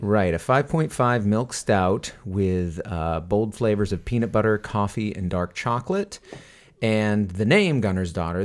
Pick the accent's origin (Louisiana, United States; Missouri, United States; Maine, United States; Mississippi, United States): Maine, United States; Westbrook; moved away; Westbrook, Maine, my hometown, where I where I grew up for many years, and still go back to visit